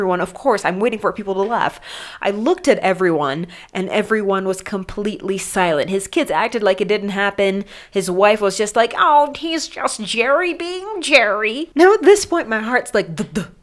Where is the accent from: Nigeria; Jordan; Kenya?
Kenya; Mombasa, Mombasa County; I grew up in Mombasa